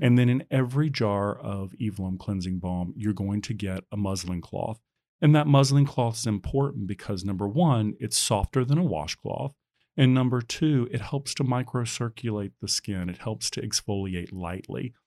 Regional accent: Baton Rouge, Louisiana, United States; now in San Francisco, United States; I'm originally from Baton Rouge, Louisiana

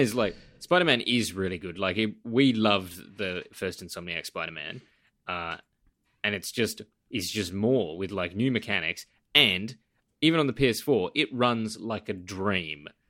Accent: Western Australia, Australia; I travel a lot now back in Western Australia in my home state. I'm not quite in my home city

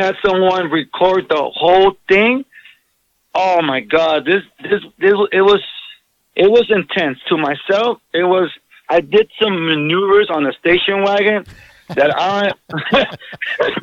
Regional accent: Southern California, United States; born and raised in Southern California in the hood

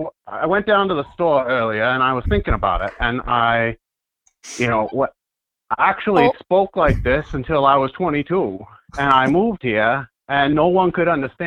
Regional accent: Maine, United States; moved away as an adult; I grew up in, I was born and raised in Maine, so you know, I'm way out in the bush there, and so my actual voice is a little bit like this.

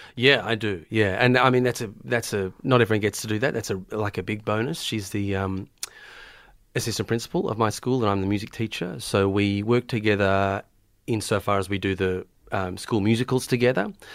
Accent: Melbourne, Victoria, Australia; also born or lived in Tonga; I was born in Melbourne, born, born down south in Melbourne, down in Hampton, where I had most of my childhood

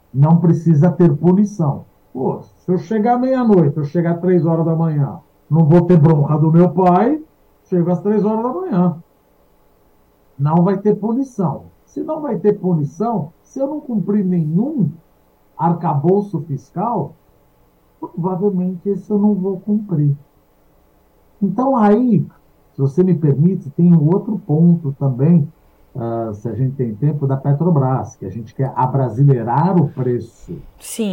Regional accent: Brazil; nós somos brasileiros

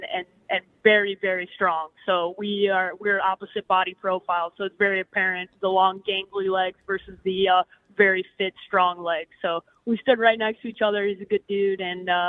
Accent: Scottsdale, Arizona, United States; I'm from Scottsdale, Arizona, so it's a little chilly for me here in Atlanta

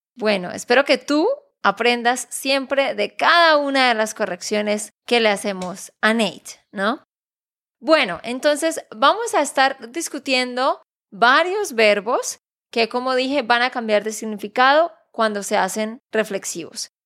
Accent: Santander, Colombia; de Santander, Colombia

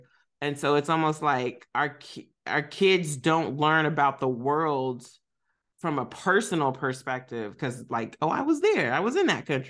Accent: Kentucky, United States; We didn't have no Armenians when I was growing up in Kentucky.

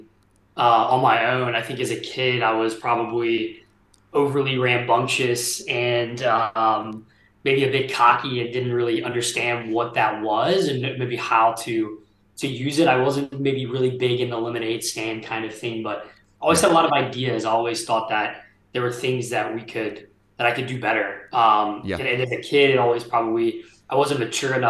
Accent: Port Allen, Louisiana, United States; I grew up actually in South Louisiana, a small town called Port Allen, just outside of Baton Rouge, right there on the Mississippi River.

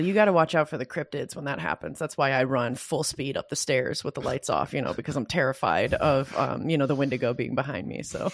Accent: Michigan, United States; I come from Michigan

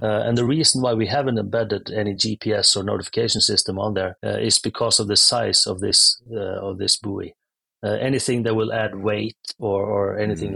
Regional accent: Norway; I'm from Norway. Uh, grew up in a small town, come from a long line of fishermen

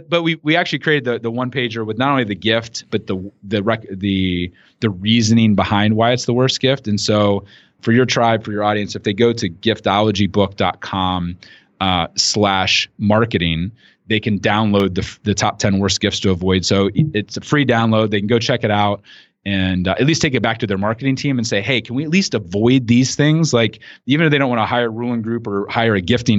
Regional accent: rural Ohio, United States; growing up in rural Ohio

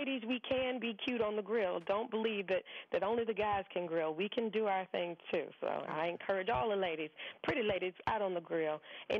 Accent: the South, United States; born or raised there

